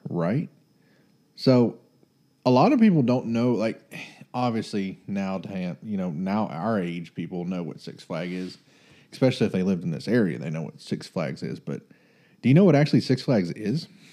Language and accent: English; Texas, United States